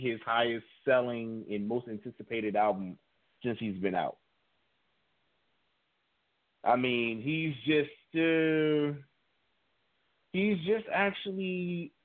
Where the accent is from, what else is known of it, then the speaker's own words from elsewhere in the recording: Maryland, United States; we're already from Maryland